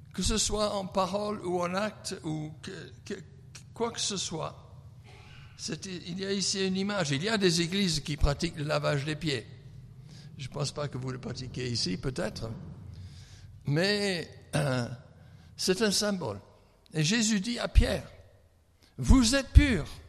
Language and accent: French; England, United Kingdom; French is a second language; moved away; je suis anglais